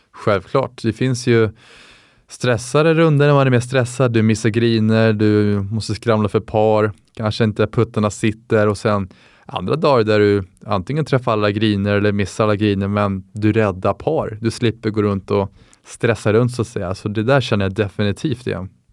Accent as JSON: {"language": "Swedish", "town": "Täby", "region": "Stockholm County", "country": "Sweden", "said": "24 år gammal från Täby"}